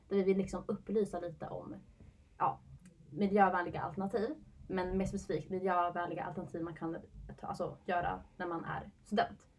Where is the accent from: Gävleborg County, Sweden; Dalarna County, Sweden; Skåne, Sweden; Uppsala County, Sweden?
Uppsala County, Sweden; Uppsala; jag är born and raised i Uppsala.